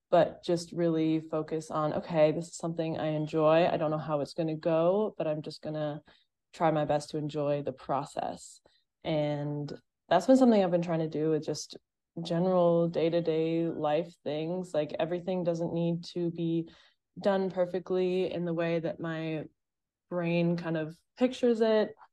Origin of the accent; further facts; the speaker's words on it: Massachusetts, United States; moved away as an adult; also born or lived in Boston; I grew up in Massachusetts as well, so, like, I'd literally been there for twenty-three years in that state